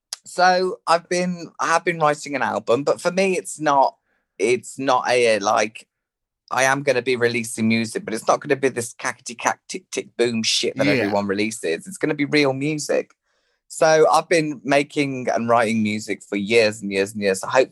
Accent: West Midlands, United Kingdom; accent: Birmingham country farmer hybrid; I mean, my accent is it's like a Birmingham country farmer hybrid, but everyone thinks I'm from Liverpool.

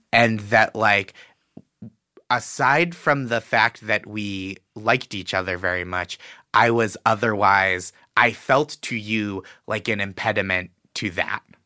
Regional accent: Boston, Massachusetts, United States; I'm from Boston

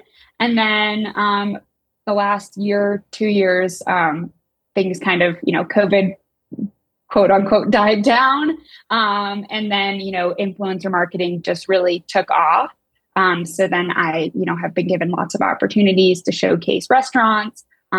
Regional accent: Denver, Colorado, United States; So born and raised in Denver, left for college, came back

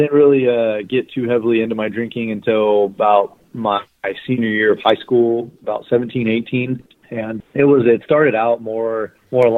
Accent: Bakersfield, California, United States; I'm from Bakersfield, California. I was born and raised here.

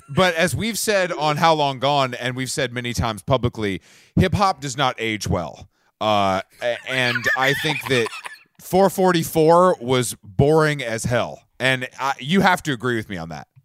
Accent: Atlanta, Georgia, United States; I'm from Atlanta, and we, we've given the world more hip hop.

